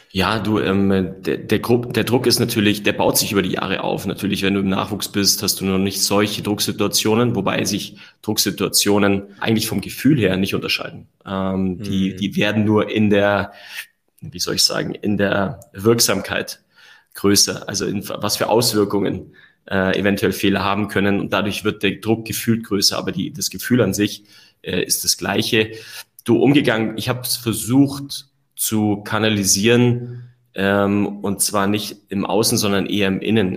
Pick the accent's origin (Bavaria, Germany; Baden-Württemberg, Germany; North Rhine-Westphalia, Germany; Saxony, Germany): Bavaria, Germany; Allgäu; ich bin gebürtiger Allgäuer. Ja, habe ähm, da eine tolle Kindheit erlebt